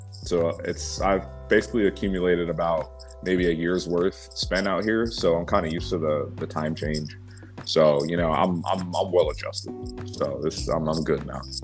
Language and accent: English; Baton Rouge, Louisiana, United States; moved away; I didn't grow up in New Orleans. I grew up in the state capital, um, called Baton Rouge